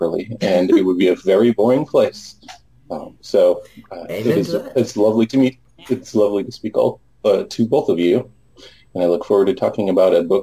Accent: United States; I'm American

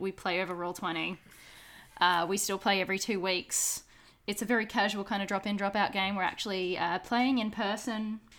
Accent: Brisbane, Queensland, Australia; moved away as an adult; now in Melbourne, Australia; A bunch of us up in Brisbane, so in my hometown

